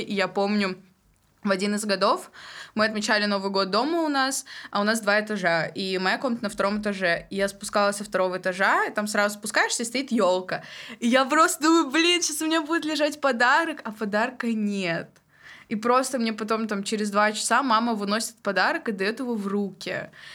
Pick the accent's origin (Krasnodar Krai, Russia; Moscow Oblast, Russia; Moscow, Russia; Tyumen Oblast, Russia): Tyumen Oblast, Russia; Golyshmanovo; moved away; я из Галышманова, это Тюменская область, вот. Но я училась 10-11 класс в Тюмени